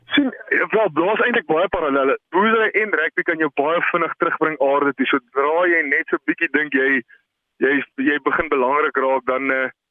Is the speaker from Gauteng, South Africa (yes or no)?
no; Bethlehem, Free State, South Africa; ons het in Bethlehem groot geword